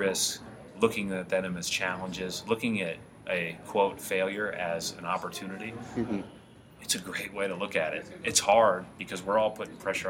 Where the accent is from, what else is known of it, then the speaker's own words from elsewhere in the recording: Indiana, United States; I was born in Indiana